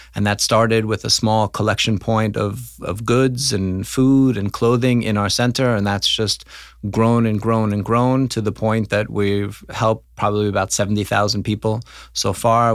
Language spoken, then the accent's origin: English; New York City, New York, United States; now in Krakow, Poland; I am from New York City. I grew up in Forest Hills, Queens